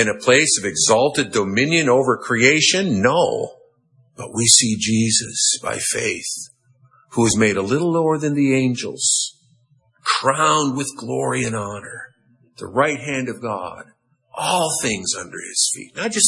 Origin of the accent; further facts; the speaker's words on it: United States; I'm an American